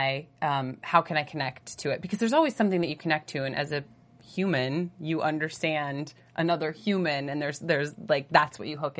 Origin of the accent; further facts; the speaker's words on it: Edinboro, Pennsylvania, United States; moved away as an adult; also born or lived in Pittsburgh / New York / Toronto; Near Erie, Pennsylvania. It's a super small town called Edinburgh.